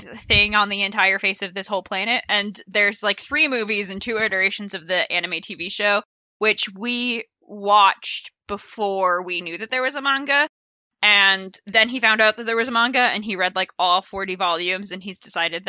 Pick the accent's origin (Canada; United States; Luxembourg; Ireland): United States; Connecticut; I grew up in a very small town in Connecticut